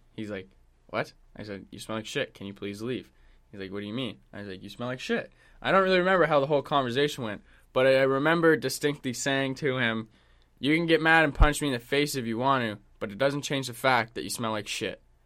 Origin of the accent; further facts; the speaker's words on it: Canada; also born or lived in Vancouver; I'm Canadian